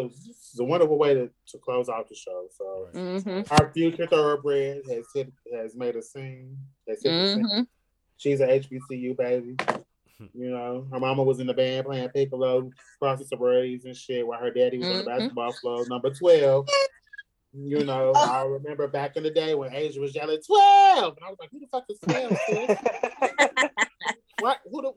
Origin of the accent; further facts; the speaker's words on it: Detroit, Michigan, United States; also born or lived in Virginia; now in Kentucky, United States; I was born in Virginia, but I was raised in Detroit. West Side.